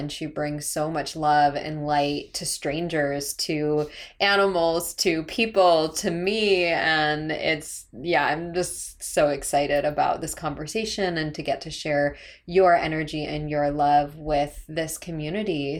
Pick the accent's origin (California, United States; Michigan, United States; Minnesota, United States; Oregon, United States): California, United States; San Diego; moved away as an adult; now in Asheville, United States; we're actually both from San Diego